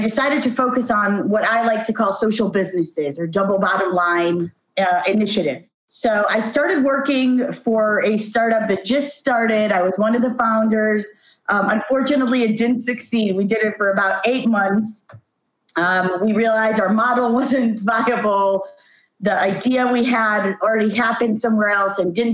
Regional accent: Jerusalem, Jerusalem District, Israel; also born or lived in Tel Aviv; I come from Jerusalem originally, born and raised here

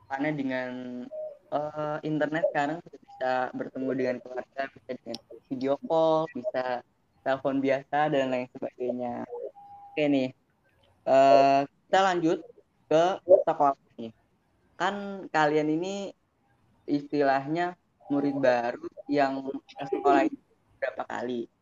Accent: Banyuwangi, East Java, Indonesia; karena kampung aku itu sendiri di Banyuwangi mungkin kalian tahu Banyuwangi. Jadi Banyuwangi itu ada di Jawa Timur, ujung Jawa Timur.

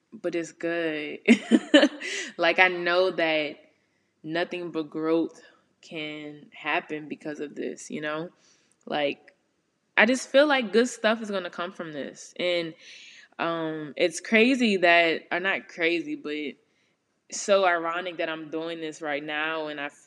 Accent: New Orleans, Louisiana, United States; moved away as an adult; living in New Orleans for so long. Well, y'all know I'm from the West Bank

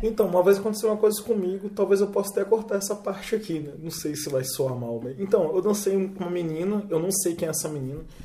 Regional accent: Vitória, Espírito Santo, Brazil; nós somos de Vitória

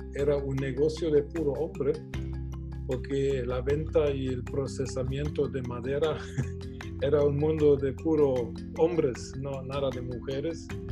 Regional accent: Germany; now in Guatemala; yo nací en Alemania, nací en una casa de un empresario.

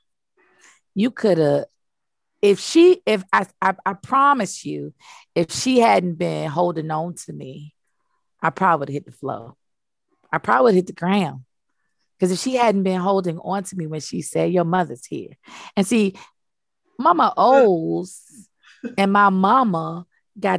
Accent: United States; I'm African American

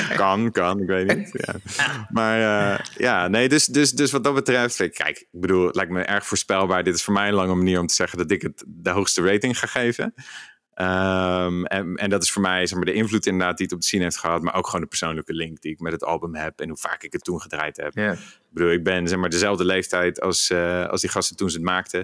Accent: Rotterdam, South Holland, Netherlands; als Rotterdammer

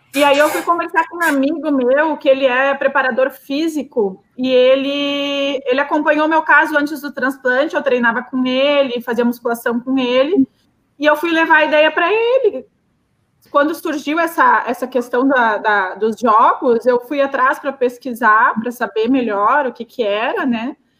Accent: Rio Grande do Sul, Brazil; sou gaúcha

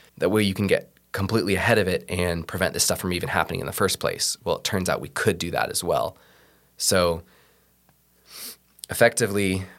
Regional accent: West Coast, United States; I'm also from the West Coast and I love the mountains.

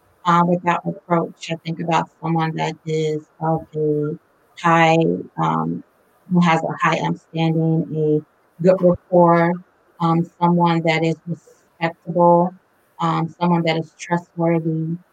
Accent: Chicago, Illinois, United States; moved away; I'm originally from Chicago, Illinois, so Midwest

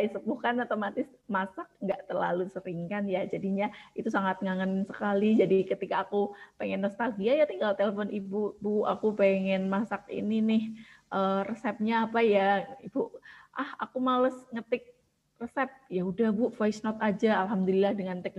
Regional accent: Kudus, Central Java, Indonesia; yang sebenarnya aku bukan salah tiga aku dari Kudus Pantura gitu kan

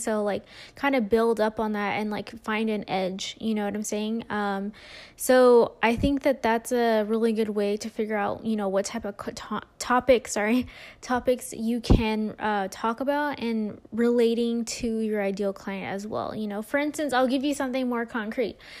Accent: California, United States; now in Las Vegas, United States; I'm originally from California, but I'm in the Vegas area.

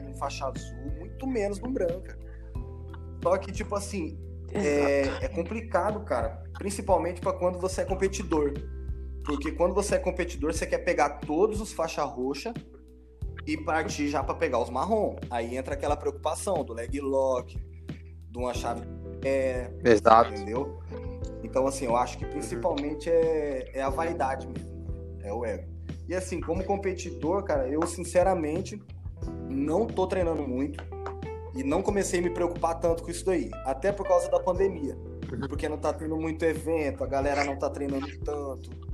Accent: Campo Grande, Mato Grosso do Sul, Brazil; moved away as an adult; now in Florianópolis, Brazil; sou de Campo Grande, Mato Grosso do Sul, treinei lá na Aliança

